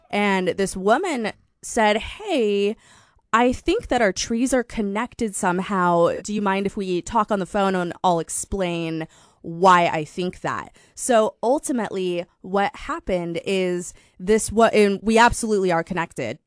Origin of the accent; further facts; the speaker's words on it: Fort Collins, Colorado, United States; also born or lived in Minneapolis, Minnesota; now in Sacramento, United States; I'm from a small town called Fort Collins, Colorado.